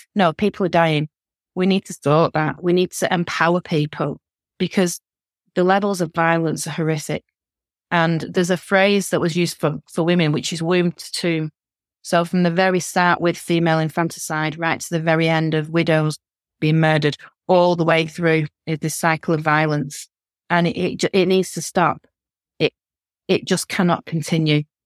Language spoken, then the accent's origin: English; the north of England, United Kingdom; accent: northern; I'm a northerner, my accent, you can tell